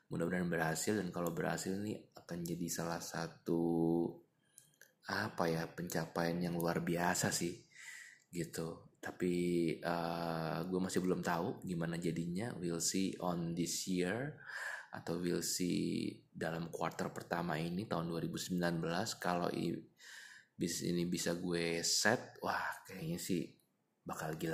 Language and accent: Indonesian; Jakarta, Indonesia; alasannya karena gue anak Jakarta yang lihat Jakarta penuh dengan kemacetan gitu ya